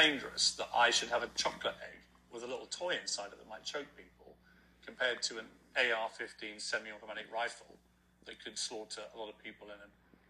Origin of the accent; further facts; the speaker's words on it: United Kingdom; as a British citizen who has a home in America